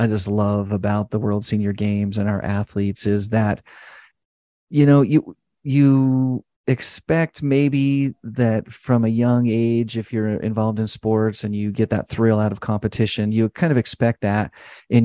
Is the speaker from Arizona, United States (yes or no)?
no; Idaho, United States; now in St. George, United States; I grew up in Idaho